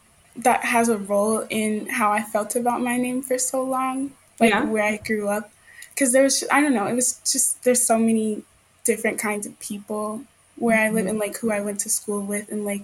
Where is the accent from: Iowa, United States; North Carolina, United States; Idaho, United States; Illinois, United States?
Illinois, United States; Chicago; I grew up in the south suburbs of Chicago. I live like maybe on a good day, like 30 minutes from like the South Loop downtown, like pretty close.